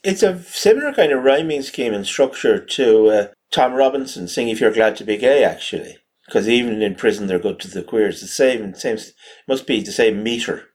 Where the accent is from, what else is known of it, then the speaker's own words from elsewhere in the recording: East Coast of Ireland, Leinster, Ireland; accent: generic East Coast, Wexford; I always thought of my accent as sort of generic East Coast, sort of Wicklow, Wexford, Kilkenny